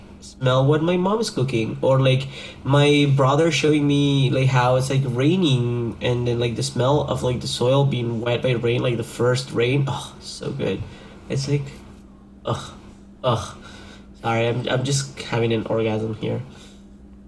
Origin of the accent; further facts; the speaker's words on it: Argentina; moved away; a local soccer team from up in nowhere in Argentina, where it's my hometown.